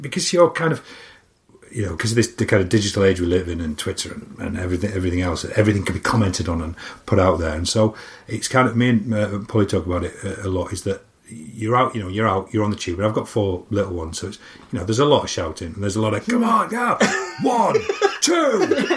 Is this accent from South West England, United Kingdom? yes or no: no; Barnsley, Yorkshire and the Humber, United Kingdom; moved away; also born or lived in London; I was a kid from Barnsley, middle of nowhere.